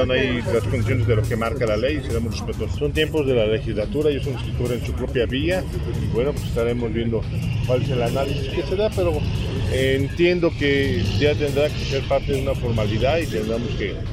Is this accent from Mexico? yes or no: yes; Mexico; todos somos mexicanos, a todos nos duele, más allá de si están allá o están acá